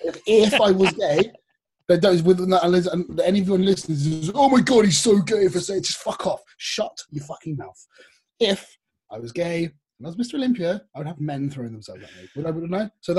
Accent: United Kingdom; I'm British as well.

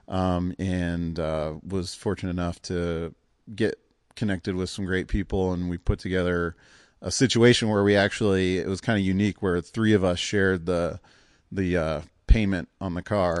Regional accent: Cleveland, Ohio, United States; growing up in Cleveland

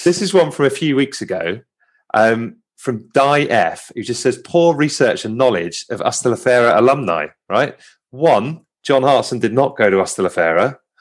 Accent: Home Counties, South East England, United Kingdom; accent: home counties; I'm very conscious of me sounding as uh, sounding as home counties as

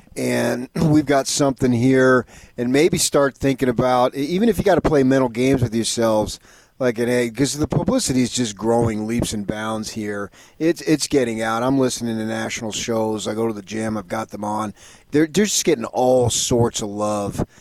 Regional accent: Arizona, United States; moved away; I grew up in Arizona

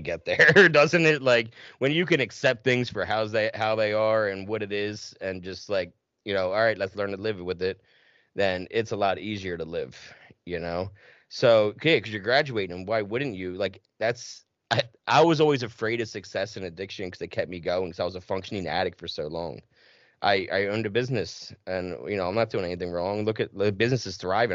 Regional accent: New Jersey, United States; I grew up in South Jersey

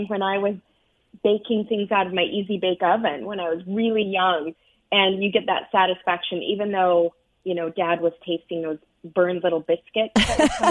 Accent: United States; moved away as an adult; also born or lived in Arizona / Utah; now in New York, United States; I grew up out west in Arizona and Utah

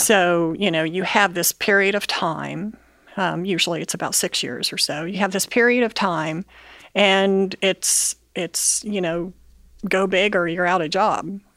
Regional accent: Bellefontaine, Ohio, United States; I grew up in Bell Fountain, Ohio

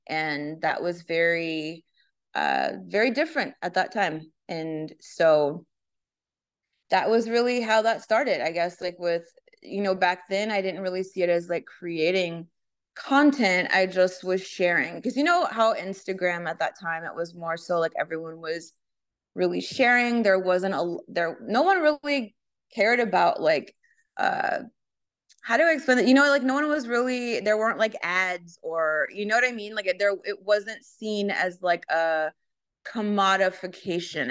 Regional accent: Los Angeles, California, United States; I grew up in Southern California and Los Angeles, so spend a lot of time in Venice Beach.

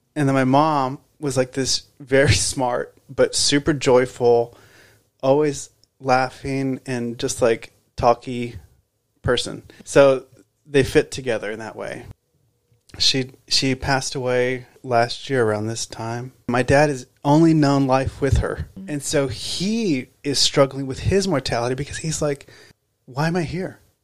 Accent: Texas, United States; moved away as an adult; now in Los Angeles, United States; I'm originally from Texas. I I moved to LA 20 years ago almost

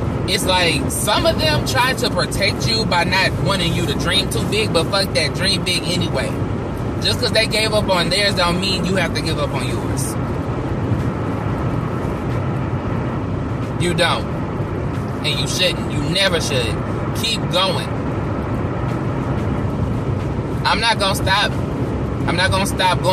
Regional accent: Temple, Texas, United States; my hometown of Temple, Texas

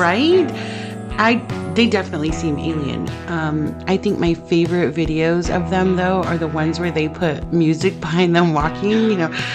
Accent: Central California, United States; I was born and raised in Central California

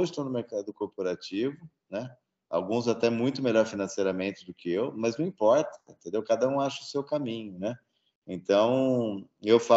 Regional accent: Italy; mas na Itália, em particular, e eu sou italiano

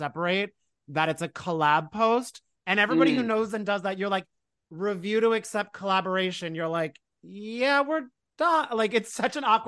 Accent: New Jersey, United States; I'm from Jersey

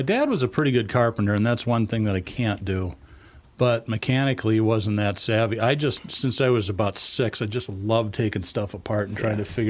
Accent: New England, United States; Yeah, I grew up in New England

